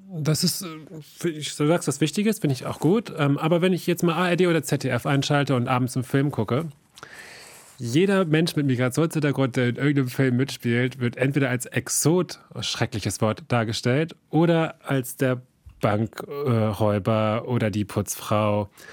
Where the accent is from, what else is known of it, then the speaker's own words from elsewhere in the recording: Lower Saxony, Germany; ich sage ja aus Niedersachsen